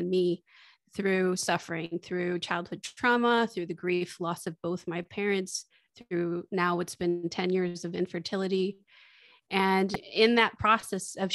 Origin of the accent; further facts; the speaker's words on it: Michigan, United States; now in Austin, United States; I grew up in Michigan, but I'm living in Austin, Texas.